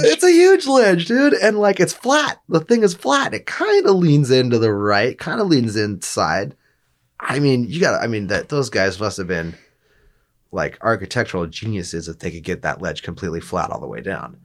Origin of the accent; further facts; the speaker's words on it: Alaska, United States; growing up in Alaska